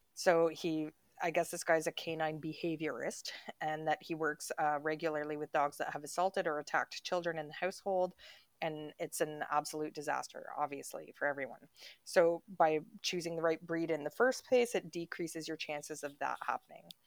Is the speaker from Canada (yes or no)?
yes; Canada; moved away; we come from Canada